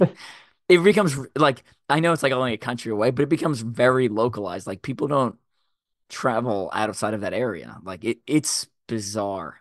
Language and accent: English; Long Island, New York, United States; I grew up in Long Island, New York